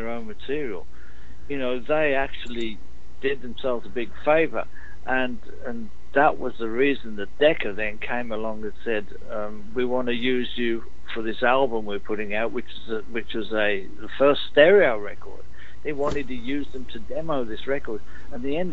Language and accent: English; Birmingham, West Midlands, United Kingdom; moved away; also born or lived in London; in Birmingham, my hometown.